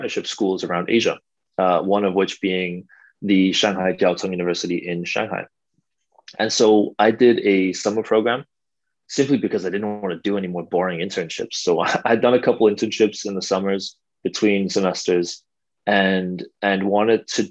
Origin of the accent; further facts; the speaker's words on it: Copenhagen, Capital Region of Denmark, Denmark; moved away as an adult; also born or lived in Switzerland; now in China; I grew up in Denmark, Copenhagen, born and raised